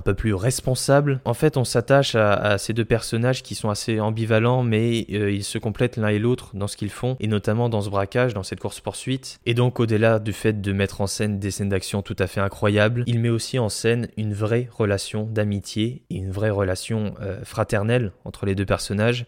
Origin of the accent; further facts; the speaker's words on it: France; chez nous en France